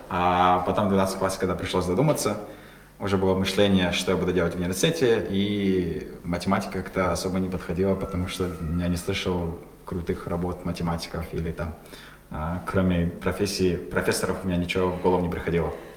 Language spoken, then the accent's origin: Russian; Kazakhstan; мы казахи